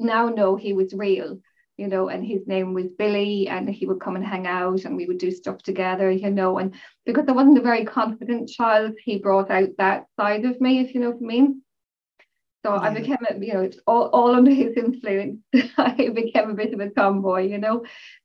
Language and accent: English; Mayo, Connacht, Ireland; also born or lived in Rochdale, North West England; I was born in Rochdale in Manchester and my family moved to Mayo when I was about 4 to 5 years of age